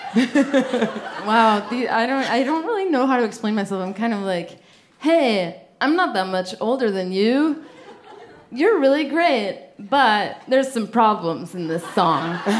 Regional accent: Pepper Pike, Ohio, United States; I'm from Pepper Pike

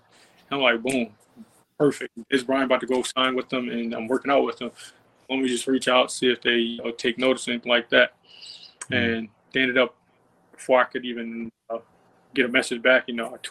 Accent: Baltimore, Maryland, United States; I'm from Baltimore

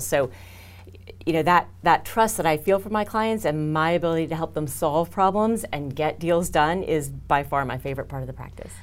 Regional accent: Houston, Texas, United States; I'm from Houston

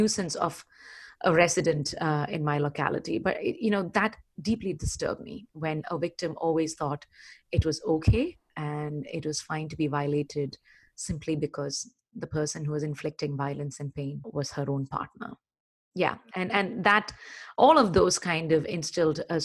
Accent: Chennai, Tamil Nadu, India; also born or lived in Kerala; I was born in Kerala, southernmost tip of the Indian Peninsula, but brought up in Chennai. All my growing up happened in Chennai, erstwhile Madras.

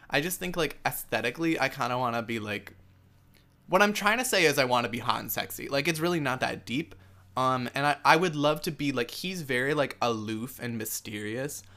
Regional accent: United States; me being an American

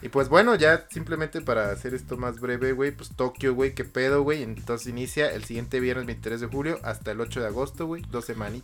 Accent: Mexico

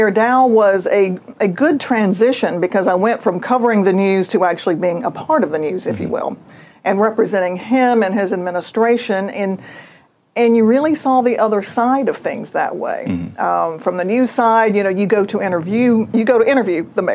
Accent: Fort Walton Beach, Florida, United States; moved away as an adult; now in Mobile, United States; I grew up in Fort Walton Beach, panhandle of Florida

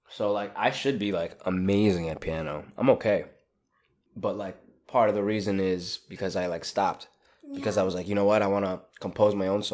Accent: Staten Island, New York, United States; I grew up in Staten Island.

